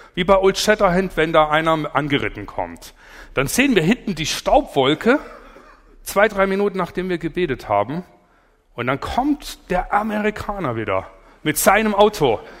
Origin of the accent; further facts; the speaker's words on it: Allgäu, Bavaria, Germany; Ich komme aus dem Allgäu